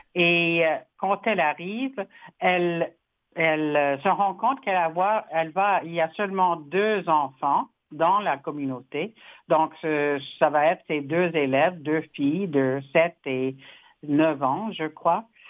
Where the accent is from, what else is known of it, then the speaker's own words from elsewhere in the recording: Saskatchewan, Canada; moved away; je suis rentrée chez moi en Saskatchewan